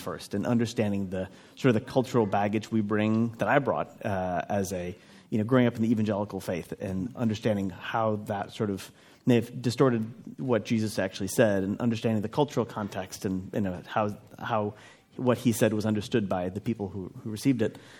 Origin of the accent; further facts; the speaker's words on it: Minnesota, United States; I grew up in in Minnesota in a traditional evangelical environment